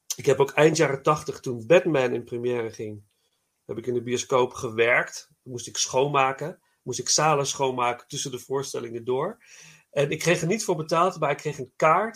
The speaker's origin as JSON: {"language": "Dutch", "town": "Nijmegen", "region": "Gelderland", "country": "Netherlands", "moved": "yes", "said": "ik kom uit Nijmegen oorspronkelijk"}